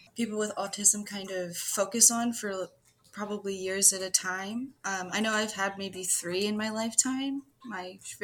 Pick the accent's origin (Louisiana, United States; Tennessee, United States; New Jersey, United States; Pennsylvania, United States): Pennsylvania, United States; I'm from the United States and from the good old state of Pennsylvania